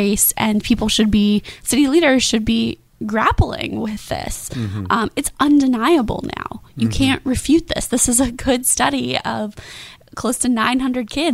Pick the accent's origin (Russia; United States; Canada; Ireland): United States; Kentucky; now in Jacksonville, United States; I'm from Kentucky originally